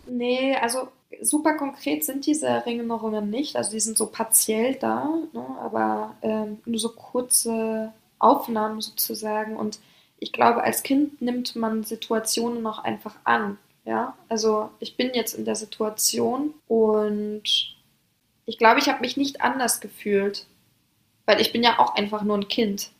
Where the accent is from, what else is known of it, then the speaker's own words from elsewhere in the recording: Hamburg, Germany; also born or lived in Paris, France; bin gebürtige Französin. Das heißt, ich bin in einem Vorort die ersten Jahre aufgewachsen in Paris, Frankreich und bin mit ungefähr sechs, sieben Jahren nach Hamburg gezogen, nach Deutschland.